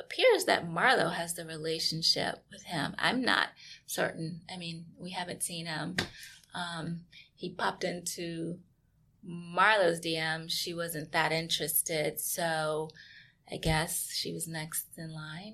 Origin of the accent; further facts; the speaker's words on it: outskirts of Charleston, South Carolina, United States; also born or lived in Baltimore, Maryland; I was born in Baltimore, grew up on the outskirts of Charleston, South Carolina, in a really small town